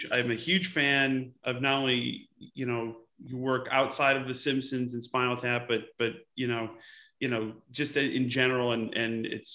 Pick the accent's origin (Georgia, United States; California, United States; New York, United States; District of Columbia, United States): New York, United States; Utica; I'm from Utica, which is the same area, within 50 miles